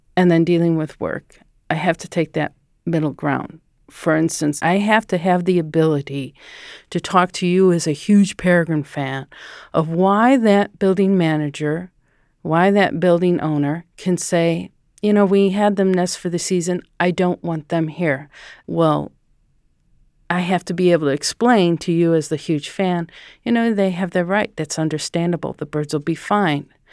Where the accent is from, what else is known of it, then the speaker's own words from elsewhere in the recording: Chicago, Illinois, United States; also born or lived in Stevens Point, Wisconsin; I'm from the Chicago area